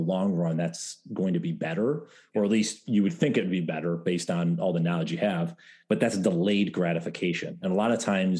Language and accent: English; upstate New York, United States; I grew up in New York, upstate New York.